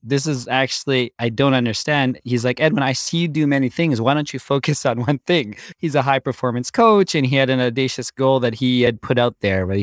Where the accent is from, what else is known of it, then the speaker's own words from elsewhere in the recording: Canada; I grew up born and raised in Canada